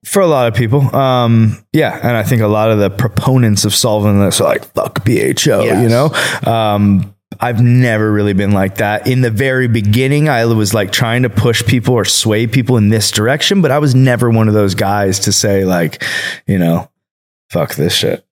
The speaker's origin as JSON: {"language": "English", "area": "Bay Area", "region": "California", "country": "United States", "tie": "born or raised there", "moved": "as an adult", "lives_now": "Colorado, United States", "said": "I grew up in the Bay Area"}